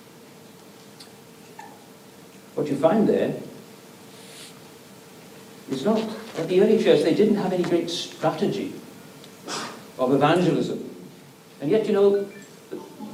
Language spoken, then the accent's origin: English; Wales, United Kingdom; I come from Wales, it's my home country